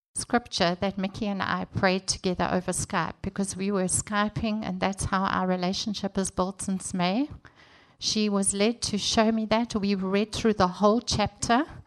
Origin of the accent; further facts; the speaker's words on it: South Africa; moved away as an adult; also born or lived in Durban, South Africa; now in Congo (DRC); I'm from South Africa